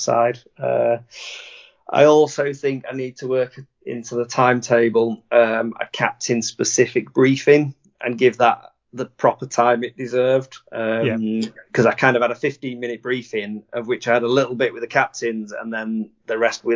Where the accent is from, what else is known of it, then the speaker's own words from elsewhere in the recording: United Kingdom; we as a British community